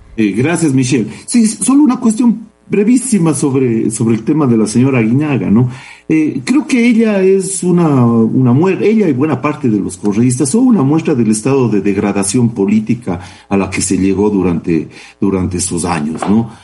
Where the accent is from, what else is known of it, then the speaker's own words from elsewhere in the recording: Cuenca, Azuay, Ecuador; somos, somos cuencanos